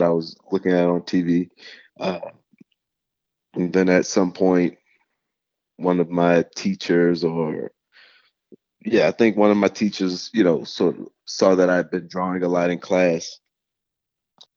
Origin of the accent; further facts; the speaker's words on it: New Orleans, Louisiana, United States; growing up in New Orleans, it's a football town